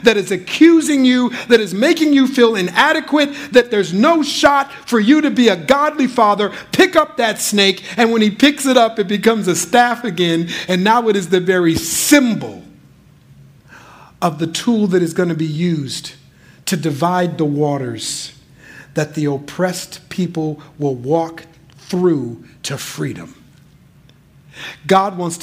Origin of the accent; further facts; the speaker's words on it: Minnesota, United States; moved away as an adult; now in Bay Area, United States; we're originally from Minnesota